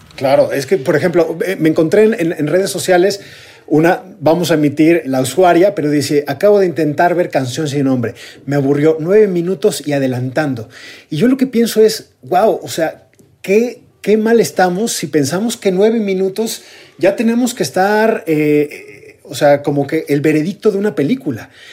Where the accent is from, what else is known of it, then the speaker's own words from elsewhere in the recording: Mexico; somos mexicanos